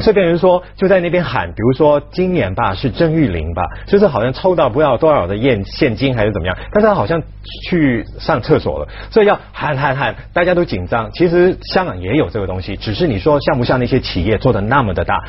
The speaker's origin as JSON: {"language": "Chinese", "country": "Hong Kong", "said": "作为香港人来讲，常常到大陆去旅行"}